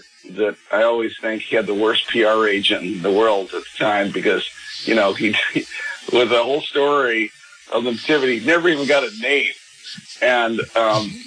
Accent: Los Angeles, California, United States; a parish priest in my hometown out in California, in Pacific Palisades

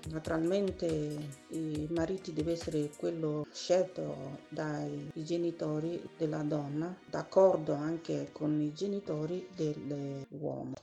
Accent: Abakaliki, Ebonyi, Nigeria; Italian is a second language; moved away as an adult; now in Italy; Io vengo da Ebonistetti, nel comune di Abacalichi, in Isi.

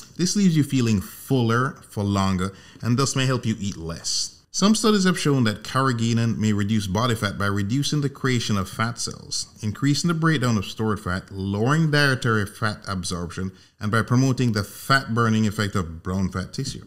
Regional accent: Jamaica; moved away; I'm originally from Jamaica, born and raised

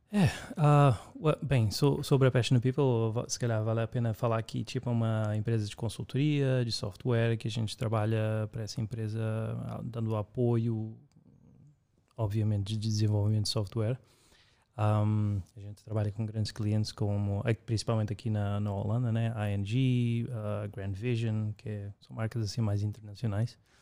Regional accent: Lisbon, Portugal; also born or lived in Brazil / United States; now in Amsterdam, Netherlands; no caso eu sou de Portugal

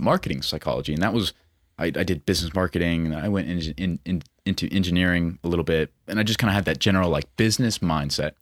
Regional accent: Billings, Montana, United States; born and raised in Montana, twenty-four years old, from Billings

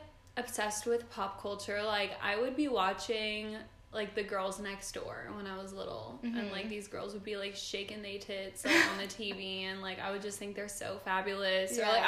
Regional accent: Los Angeles, California, United States; July 25th, 1997. I was born in Woodland Hills, California.

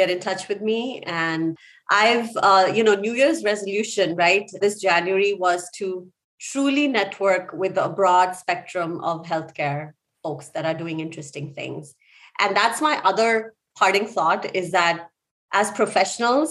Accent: India; moved away; I grew up in India.

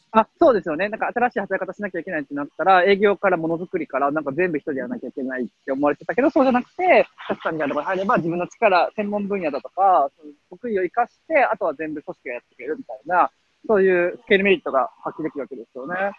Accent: Osaka, Japan; 僕大阪生まれなんで

